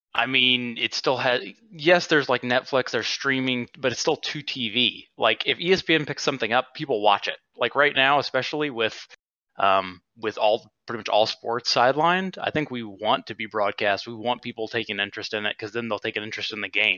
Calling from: Huntsville, Alabama, United States; Calling for, uh, from Huntsville, Alabama

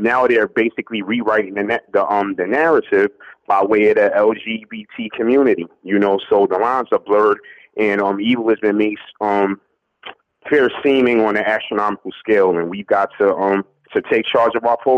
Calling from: Newark, New Jersey, United States; I'm calling from Newark, New Jersey.

